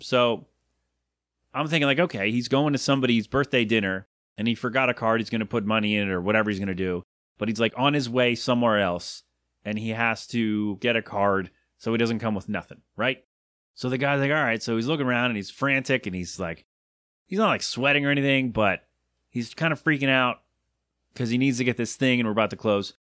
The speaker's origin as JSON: {"language": "English", "country": "United States", "said": "an American"}